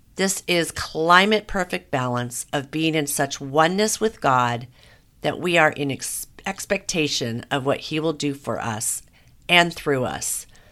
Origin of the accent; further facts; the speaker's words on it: Southern California, United States; born and raised in Southern California